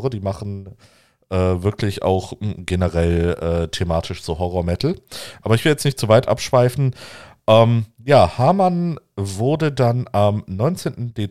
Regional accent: Göttingen, Lower Saxony, Germany; die Leine fließt auch durch Göttingen, meinen Geburtsort.

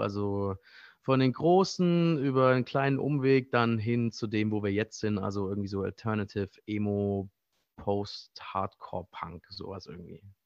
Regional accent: Baden-Württemberg, Germany; moved away as an adult; also born or lived in Frankfurt / Mainz; now in Berlin, Germany; Eigentlich komme ich aus einem kleinen Kaff äh, im Südschwarzwald, äh, in, der Nähe, in der Nähe der schweizerischen Grenze. Äh, nah an Freiburg

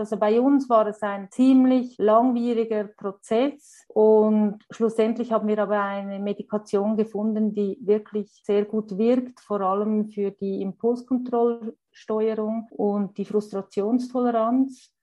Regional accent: Switzerland; Bei uns in der Schweiz

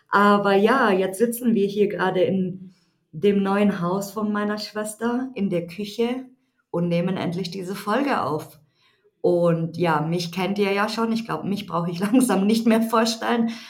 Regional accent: Munich, Bavaria, Germany; ich bin 34 Jahre alt, ähm, ich komme aus München, aber ja, wir kommen beide aus München eigentlich

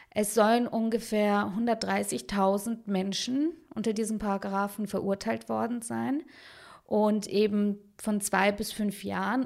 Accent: Munich, Bavaria, Germany; also born or lived in Baden-Württemberg; im Viertel, wo ich aufgewachsen bin, also im Westend in München

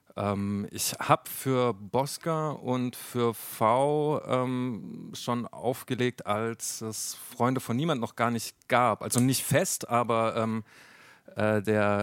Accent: near Mannheim, Baden-Württemberg, Germany; ich bin zwar in Mannheim geboren, ich bin dann aber äh, in, in Catch aufgewachsen, das ist ein paar Kilometer weiter, so ein kleines äh, äh Kaff eigentlich

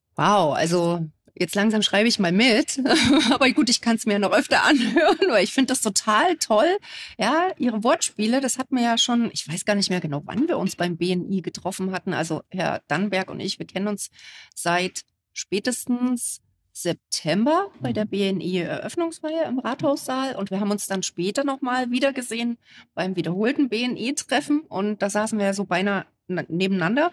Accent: Gera, Thuringia, Germany; ich komme aus Gera

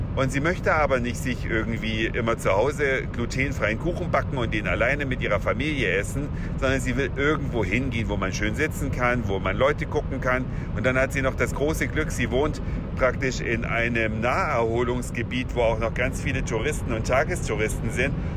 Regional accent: western Saxony, Germany; moved away; meines gestrigen Abiturklassentreffens in meiner alten Heimat mitten in Westsachsen

